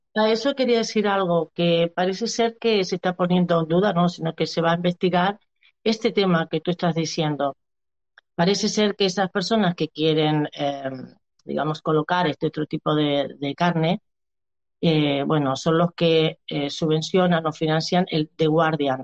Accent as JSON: {"language": "Spanish", "country": "Argentina", "moved": "yes", "lives_now": "Barcelona, Spain", "said": "soy una argentina que hace 22 años que vivo en, Barcel en, España"}